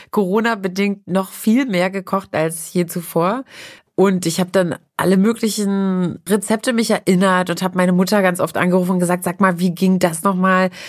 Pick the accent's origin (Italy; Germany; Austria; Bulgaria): Germany; East Germany; born there; Also ich esse ich bin ja aus der DDR, in der DDR geboren oder in die DDR hineingeboren